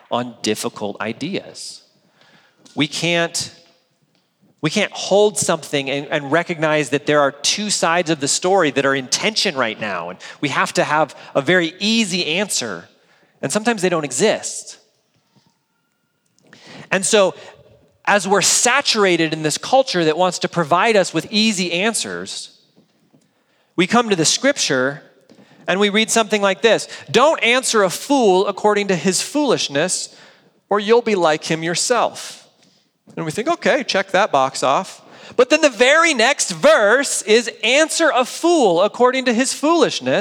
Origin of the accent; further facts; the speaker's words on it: United States; as American adults